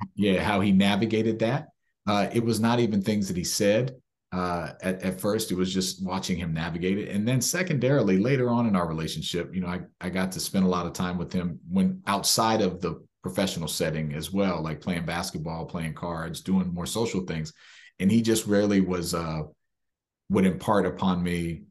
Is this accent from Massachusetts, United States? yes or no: no; Maryland, United States; I was born and raised in Maryland